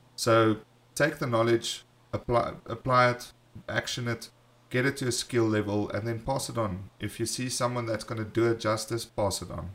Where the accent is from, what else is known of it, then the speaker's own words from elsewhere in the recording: South Africa; we are from South Africa